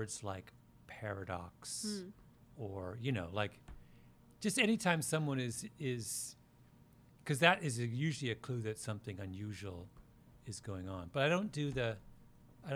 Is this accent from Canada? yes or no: yes; outside Toronto, Ontario, Canada; now in New York, United States; I grew up outside Toronto.